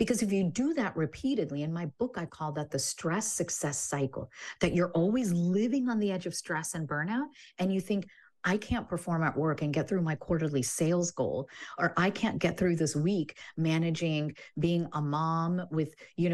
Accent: Illinois, United States; I grew up in Illinois

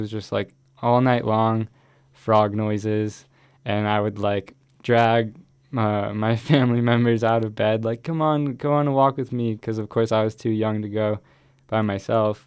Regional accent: Boulder, Colorado, United States; also born or lived in Miami / Ecuador; that's really where I grew up, in Boulder

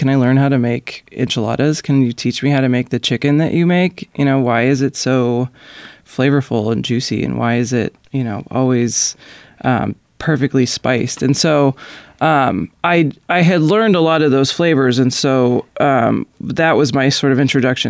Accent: California, United States; now in Burlington, United States; I grew up in California.

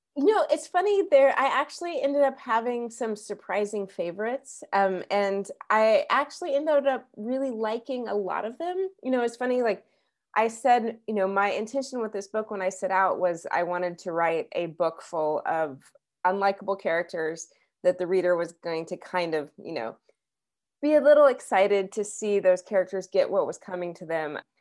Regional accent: Wichita, Kansas, United States; moved away as an adult; also born or lived in New York City; now in Lawrence, United States; when I was growing up in Kansas

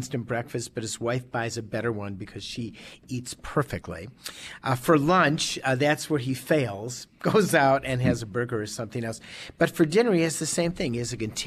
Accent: Chicago, Illinois, United States; moved away as an adult; also born or lived in Madison, Wisconsin; now in Oregon, Wisconsin, United States; born and raised in Chicago

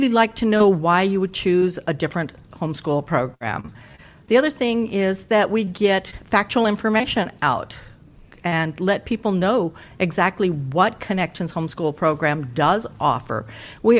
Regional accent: Ninilchik, Alaska, United States; I'm from Nanulchik

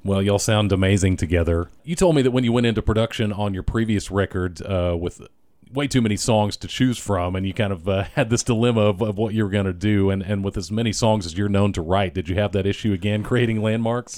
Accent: Texas, United States; I'm notably Texan host

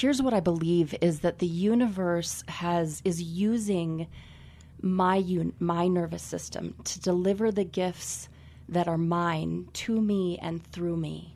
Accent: Carbondale, Colorado, United States; I was born and raised here in Carbondale, Colorado

